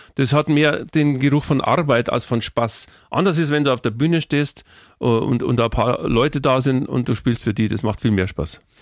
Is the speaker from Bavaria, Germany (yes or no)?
yes; Munich, Bavaria, Germany; Ich bin ein Stadtkind, meine Frau ist ein Stadtkind, wir sind in der Stadt geboren und wir leben gerne in der Stadt